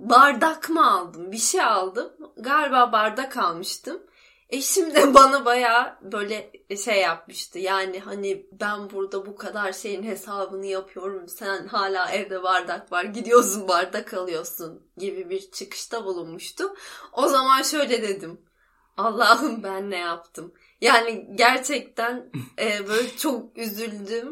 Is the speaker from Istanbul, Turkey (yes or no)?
no; İzmir, Turkey; moved away as an adult; benim memleketim ya. Ankara değil İzmir